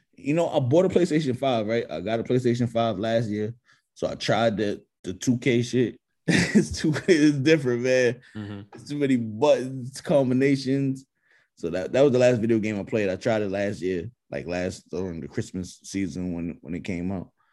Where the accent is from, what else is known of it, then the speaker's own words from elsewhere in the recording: New York, United States; I'm from New York